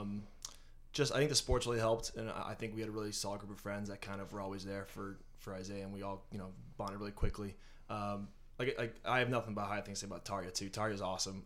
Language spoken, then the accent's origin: English; North Andover, Massachusetts, United States; born and raised in North Andover